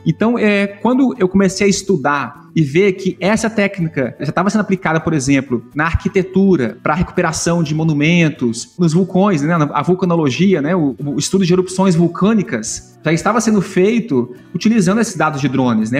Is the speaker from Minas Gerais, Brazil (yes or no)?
yes; Uberlândia, Minas Gerais, Brazil; moved away as an adult; now in Columbia, United States; eu nasci é, na cidade de Patos de Minas, em Minas Gerais, próximo da região de Uberlândia, Triângulo Mineiro ali, né? E fui criado em Uberlândia.